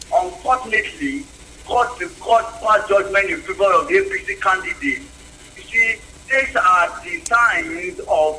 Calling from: Abuja, Federal Capital Territory, Nigeria; I'm calling from Apo.

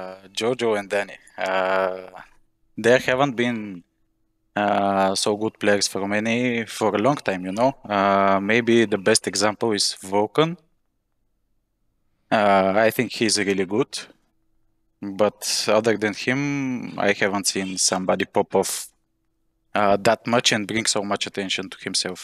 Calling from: Bulgaria; Bulgaria, Europe.

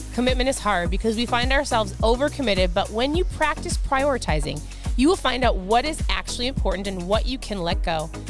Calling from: Minnesota, United States; I'm tuning in from Minnesota.

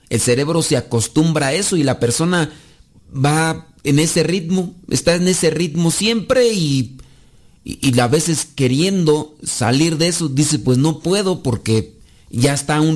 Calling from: Texas, United States; acá de Hueco, Texas.

